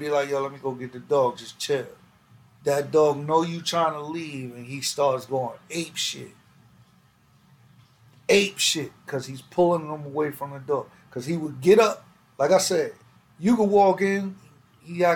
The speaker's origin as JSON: {"language": "English", "region": "New York", "country": "United States", "tie": "born or raised there", "said": "growing up in New York"}